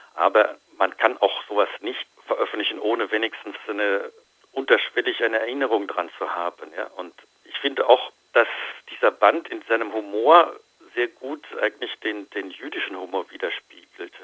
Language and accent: German; Germany; bei uns in Deutschland